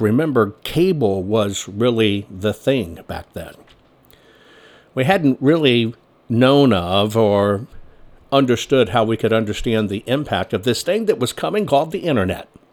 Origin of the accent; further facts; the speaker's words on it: San Antonio, Texas, United States; also born or lived in Carmel, California / Dallas-Fort Worth, Texas / Washington, D.C.; I grew up in San Antonio, Texas is where I grew up